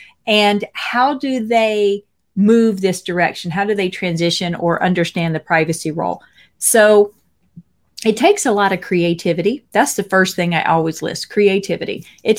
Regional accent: Mississippi, United States; So I'm from Mississippi, and I am the first in my family to get a bachelor's degree

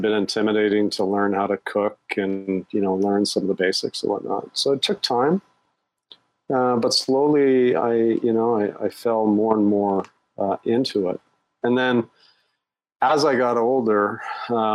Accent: Canada; moved away as an adult; also born or lived in Europe / Asia; now in Singapore; I'm Canadian. But I've been an expat

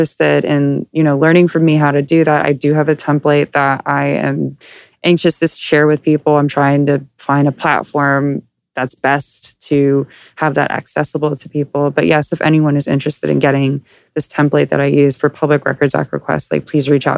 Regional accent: Southern California, United States; I grew up here in Southern California

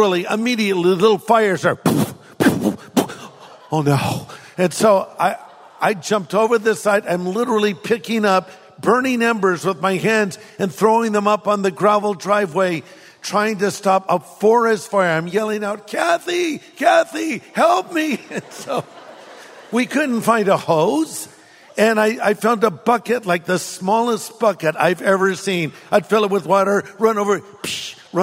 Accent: California, United States; I'm from California

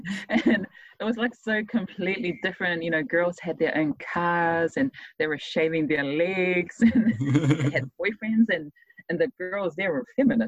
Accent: Tonga; now in New Zealand; As a teenager, I always saw myself as a Tongan, just mm-hmm. a Tongan. I didn't have New Zealand citizenship. So I was just a Tongan living in New Zealand.

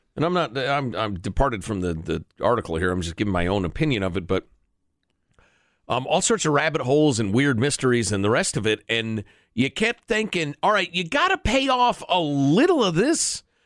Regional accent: Chicago, Illinois, United States; I grew up in Chicago

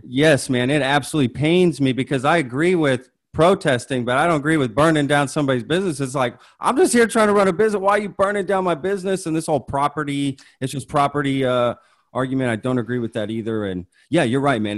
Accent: Dallas-Fort Worth area, Texas, United States; I wasn't born here, but I, you know, moved here six months old, so I consider it from the D F W area

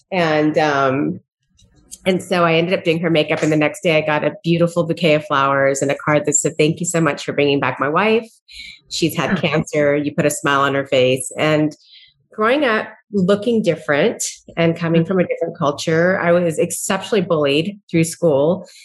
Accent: San Diego, California, United States; I grew up in Southern California in San Diego in a very beautiful surf town.

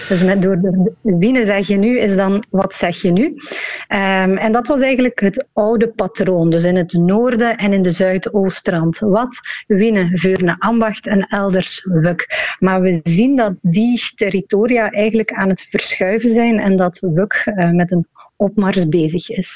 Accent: West Flanders, Belgium; accent: West Flemish; in West-Vlaanderen

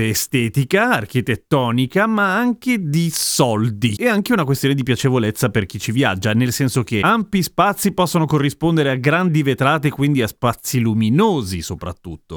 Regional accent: Milan, Lombardy, Italy; io che sono di Milano mi ricordo perfettamente da bambino che l'aeroporto di Linate sembrava una specie di fermata della metropolitana

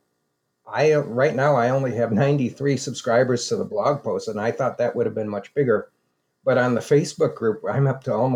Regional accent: United States; also born or lived in Germany; me as an American.

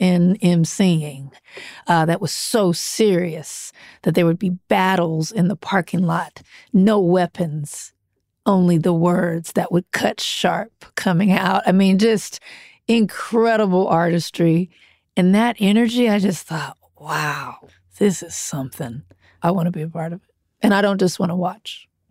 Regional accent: Compton, California, United States; I grew up in Compton.

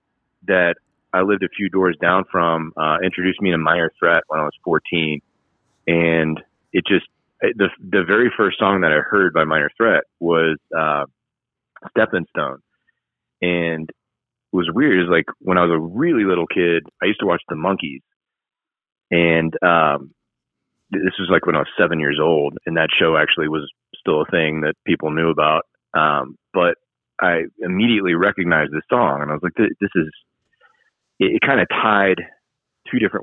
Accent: Marietta, Georgia, United States; moved away as an adult; also born or lived in Washington; I grew up in Marietta

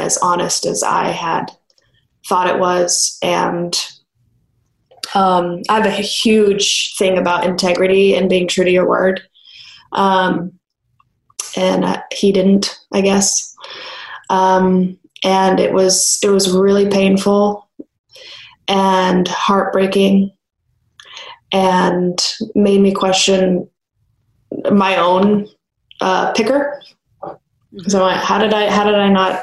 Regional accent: Los Angeles, California, United States; I'm born and raised in Los Angeles.

